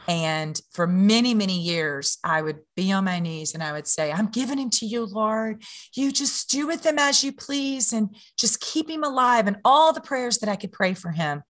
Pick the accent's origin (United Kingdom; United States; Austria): United States; Louisiana; I'm from Louisiana